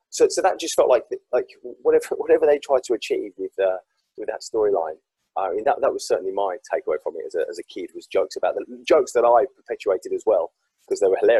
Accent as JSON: {"language": "English", "town": "Walsall", "region": "West Midlands", "country": "United Kingdom", "tie": "born or raised there", "said": "I grew up in Warsaw in the West Midlands"}